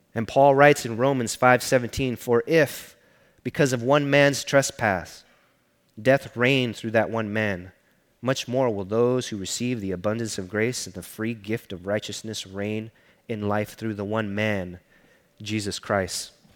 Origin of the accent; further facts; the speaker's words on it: Los Angeles, California, United States; I grew up in East LA.